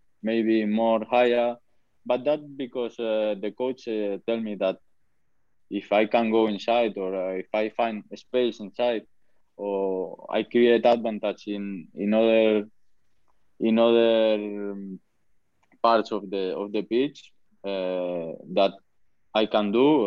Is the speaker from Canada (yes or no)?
no; Spain; English is a second language; moved away as an adult; now in Huddersfield, United Kingdom; I'm from Spain